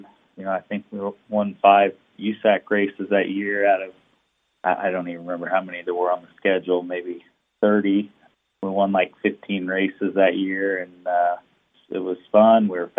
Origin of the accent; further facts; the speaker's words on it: Sumner, Illinois, United States; my hometown in Sumner, Illinois